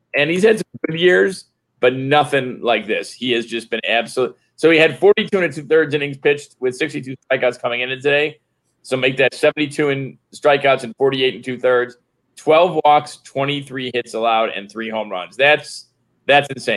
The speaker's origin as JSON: {"language": "English", "town": "Flossmoor", "region": "Illinois", "country": "United States", "tie": "born or raised there", "said": "I grew up in Flossmoor"}